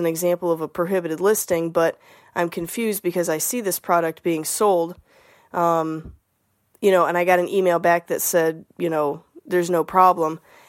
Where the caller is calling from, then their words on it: Toledo, Ohio, United States; Hi, Scott. … I'm from Toledo, Ohio.